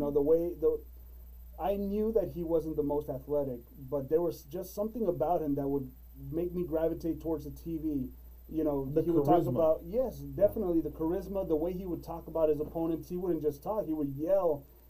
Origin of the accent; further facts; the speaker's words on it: Roma, Texas, United States; I was coming from Roma. You know, I raised in Roma, Texas.